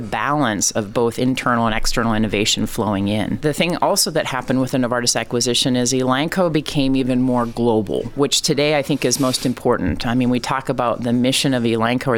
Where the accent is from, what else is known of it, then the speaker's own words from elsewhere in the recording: Iowa, United States; also born or lived in Ohio; now in Indiana, United States; So I grew up in Iowa, born in Ohio, very much been a Midwesterner